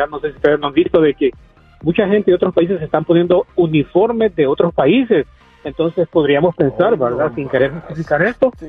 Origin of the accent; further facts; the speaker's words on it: Mexico; defendernos como mexicanos que somos.